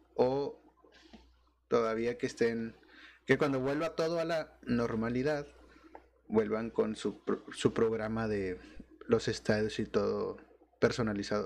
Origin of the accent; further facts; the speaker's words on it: Monterrey, Nuevo León, Mexico; yo como Regio